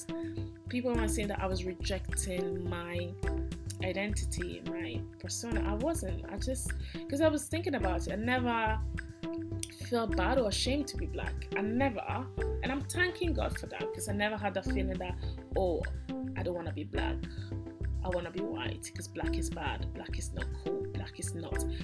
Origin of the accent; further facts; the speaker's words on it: Italy; English is a second language; I was born in Italy. I eat and breathe and walk and talk and do everything in Italy as an Italian